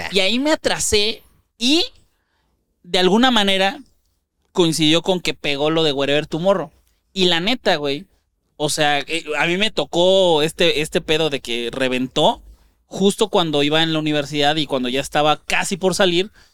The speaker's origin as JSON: {"language": "Spanish", "town": "Ciudad Juárez", "region": "Chihuahua", "country": "Mexico", "tie": "born or raised there", "moved": "yes", "lives_now": "Mexico City, Mexico"}